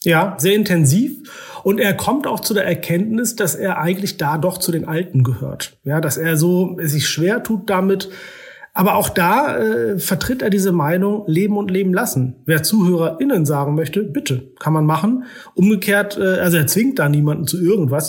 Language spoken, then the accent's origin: German; Oldenburg, Lower Saxony, Germany; moved away as an adult; also born or lived in Istanbul / Islamabad; now in Vienna, Austria; ich komme aus Norddeutschland